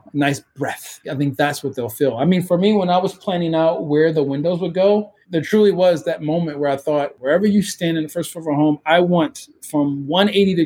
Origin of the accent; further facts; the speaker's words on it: Baltimore, Maryland, United States; Growing up in Baltimore, in the city of Baltimore